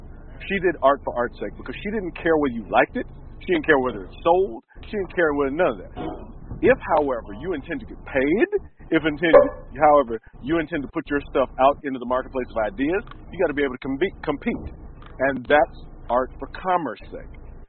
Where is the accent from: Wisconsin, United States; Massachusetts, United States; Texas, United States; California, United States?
Wisconsin, United States; Milwaukee; also born or lived in Chicago / Memphis; because I grew up in Milwaukee and Chicago and Memphis and these kind of what I thought were enormously boring places to be.